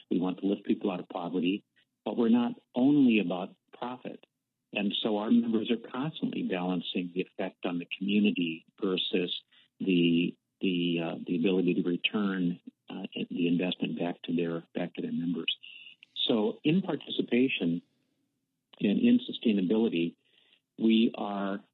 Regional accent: Minnesota, United States; also born or lived in Washington; I consider Minnesota to be my home

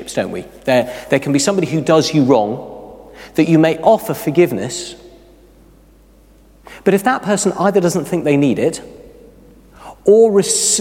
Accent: United Kingdom; We are very British

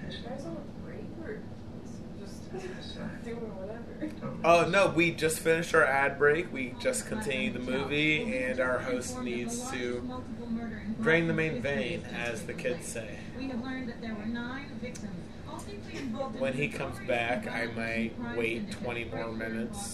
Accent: Midwest, United States; As a Midwesterner

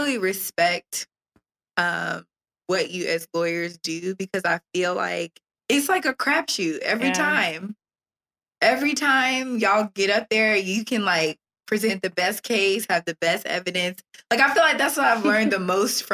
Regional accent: D.C. area, Maryland, United States; now in Jacksonville, United States; I'm from the Maryland, D.C. area

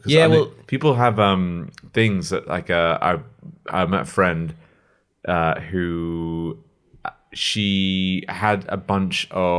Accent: Ireland; As an Irishman, the plural of whiskey is whiskey.

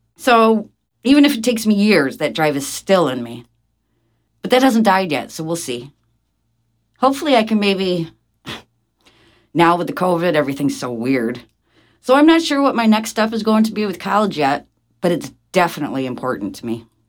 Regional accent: Ithaca, New York, United States; Born and raised in Ithaca

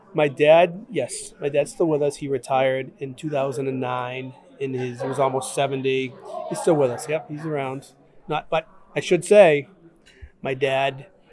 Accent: Brockton, Massachusetts, United States; I grew up in Brockton, Massachusetts

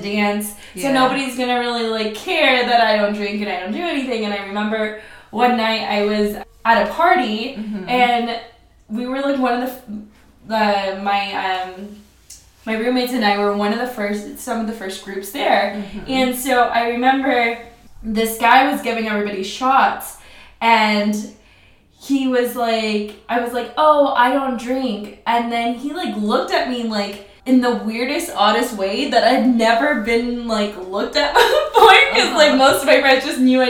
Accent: Oceanside, California, United States; I grew up in Oceanside, California.

